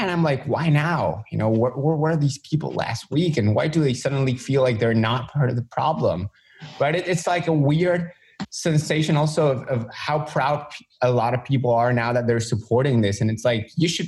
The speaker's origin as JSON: {"language": "English", "country": "Argentina", "said": "I'm in Argentina. I don't know if a lot of people don't know I am from Argentina. This is where I live."}